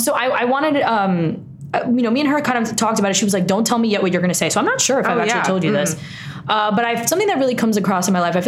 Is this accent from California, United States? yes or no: no; New York City, New York, United States; also born or lived in Jamaica, Queens; I am born and raised in Queens, New York